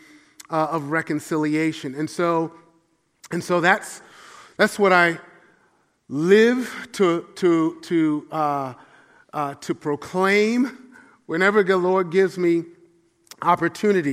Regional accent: New York City, New York, United States; I grew up in the church in Brooklyn, New York

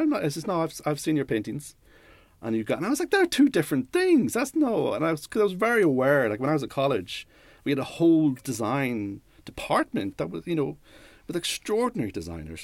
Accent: Newry, Northern Ireland, United Kingdom; moved away; also born or lived in London / Leicester; I grew up in Newry

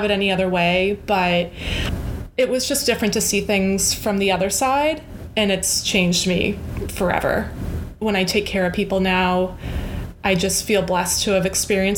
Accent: Weymouth, Massachusetts, United States; moved away as an adult; also born or lived in California; I grew up in the South Shore in Weymouth, Mass.

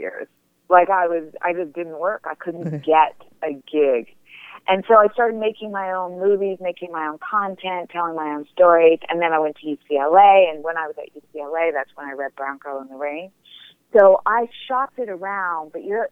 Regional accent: Toronto, Ontario, Canada; I'm from Toronto

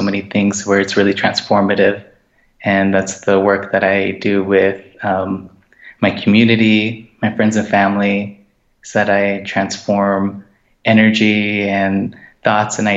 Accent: Gallup, New Mexico, United States; now in Fort Wingate, United States; I am from Gallup, New Mexico. I live in Fort Wingate

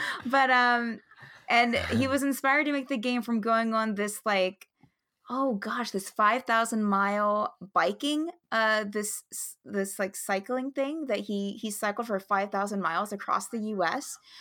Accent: West Virginia, United States; I live in West Virginia, and I was born and raised in West Virginia

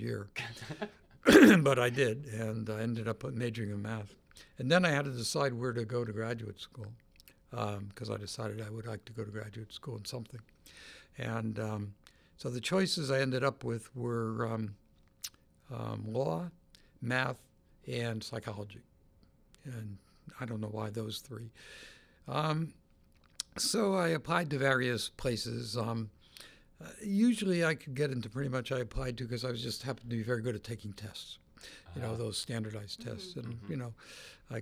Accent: New Haven, Connecticut, United States; moved away as an adult; also born or lived in Stanford, California; I grew up in New Haven, went to Yale

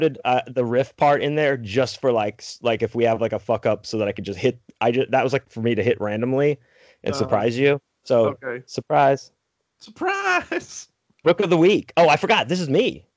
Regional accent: Texas, United States; also born or lived in Pittsburgh, Pennsylvania; I lived there till I was six and moved to Texas. So Texas forever.

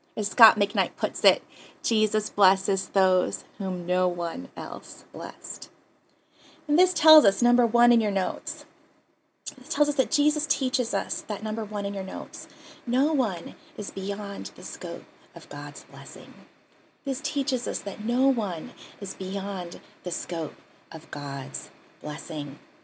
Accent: Hawaii, United States; also born or lived in Pasadena, California; our family moved back home, back here to Hawaii

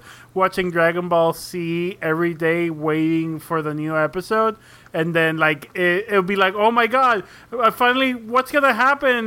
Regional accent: Mexico; I'm from Mexico. Everyone watches The Simpsons in Mexico, or at least they did growing up

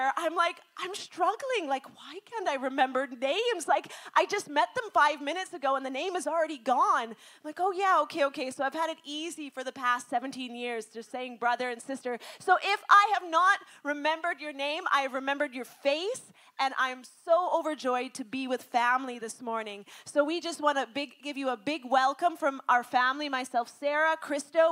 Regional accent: Langley, British Columbia, Canada; moved away as an adult; also born or lived in Alberta; now in India; I was born in Alberta, but I'm a BC girl. And he called this shy, little bit obscure, quiet girl out of Langley, BC

